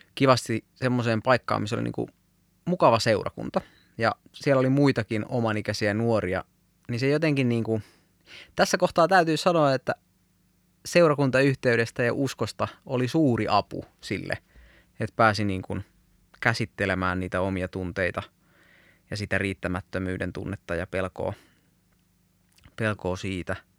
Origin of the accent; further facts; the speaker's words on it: Ostrobothnia, Finland; moved away; also born or lived in Southern Finland (Helsinki); kun muutin Pohjanmaalta Etelä-Suomeen